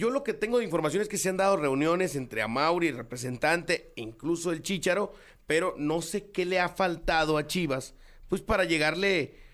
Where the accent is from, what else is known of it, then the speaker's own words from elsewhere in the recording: Altamira, Tamaulipas, Mexico; Gracias por el himno de mi ciudad de origen, Altamira, Tamaulipas.